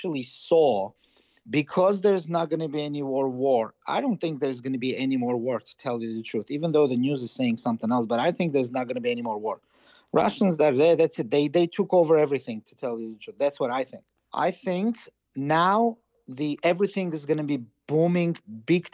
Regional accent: Karabakh, Azerbaijan; I'm from Karabakh. Yeah, you have to understand. I'm Karabakhtsi.

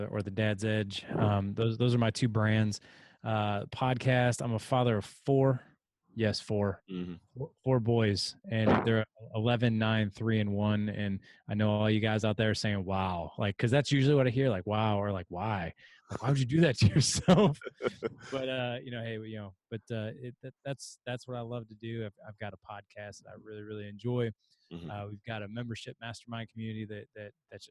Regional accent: St. Louis, Missouri, United States; I'm from St. Louis

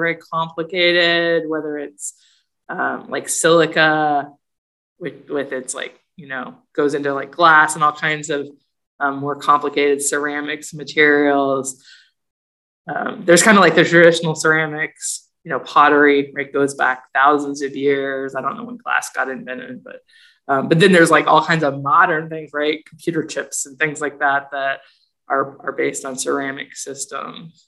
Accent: Athens, Ohio, United States; I moved several times when I was little, and then when I was about 10, we moved to Southeast Ohio, Athens, which is a college town where Ohio University

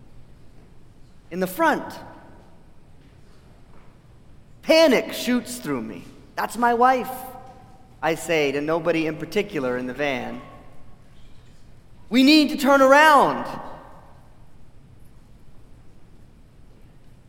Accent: Farmington, Maine, United States; moved away; my hometown in the state of Maine.

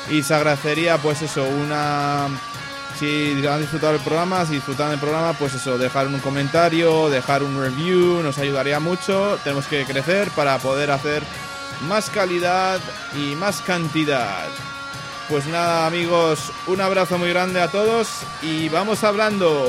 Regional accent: Washington, District of Columbia, United States; Yo, soy de Washington y te digo que Washington es el nuevo Cleveland.

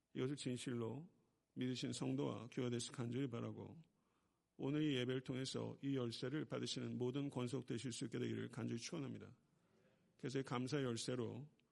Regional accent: Buyeo, South Chungcheong, South Korea; moved away; 제가 충청남도 구역은 동남리 453번지 제가 거기서 태어났거든요.

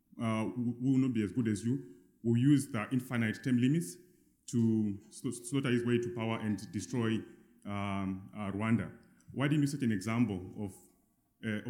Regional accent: Zimbabwe; I'm from Zimbabwe, which is a failed state.

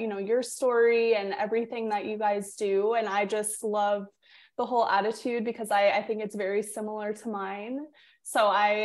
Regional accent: South Florida, United States; I grew up in South Florida

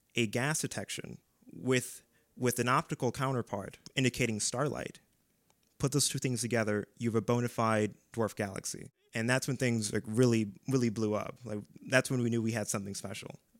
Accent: Strongsville, Ohio, United States; also born or lived in Maple Heights, Ohio; I'm originally from Maple Heights, but we moved to Strongsville

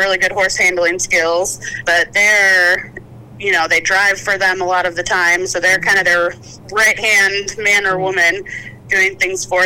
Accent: Chicago, Illinois, United States; moved away as an adult; I grew up in the Chicago suburbs, and I've slowly been making my way away from the snow ever since

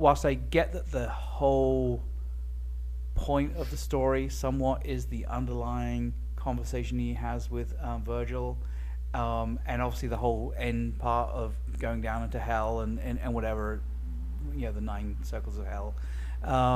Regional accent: England, United Kingdom; now in United States; I'm from England

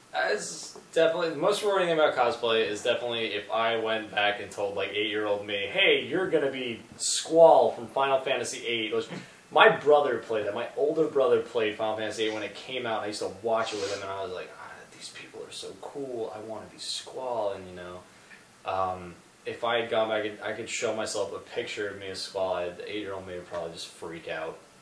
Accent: New York, United States; I'm from New York

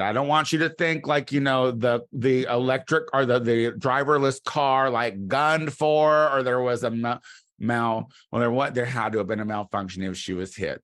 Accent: Clinton, United States; moved away; my hometown is considered, I think still to this day is the, the city of Clinton

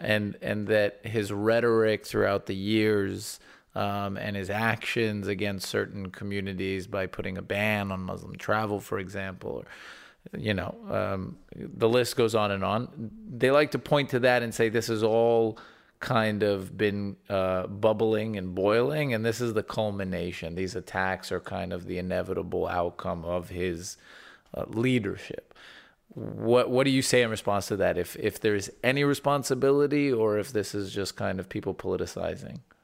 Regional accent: United States; when I was growing up in the United States

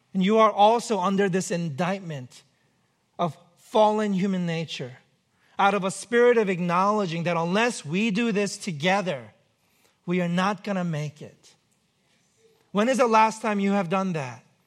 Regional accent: New York, United States; now in Pacific Northwest, United States; I'm from New York

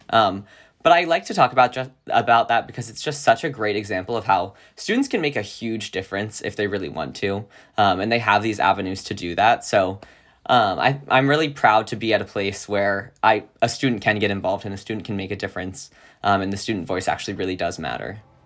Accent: Virginia, United States; moved away as an adult; now in California, United States; a little boy in Virginia

